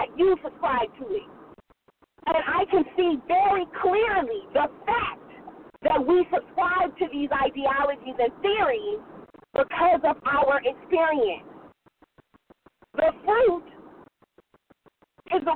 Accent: Oakland, California, United States; I'm from the Bay Area. I'm from Oakland, to be specific

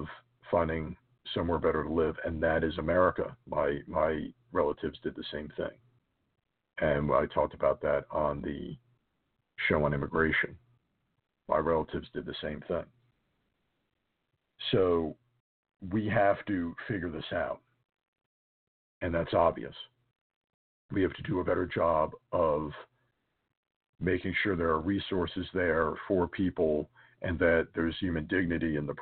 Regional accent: United States; As a American and as a Catholic

